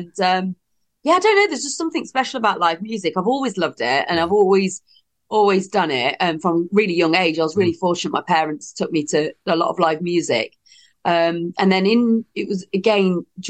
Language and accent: English; East Midlands, United Kingdom; East Midlands.